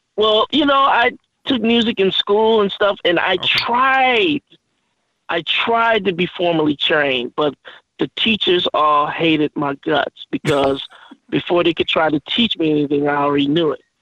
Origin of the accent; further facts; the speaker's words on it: Oakland, California, United States; I'm originally from Oakland, California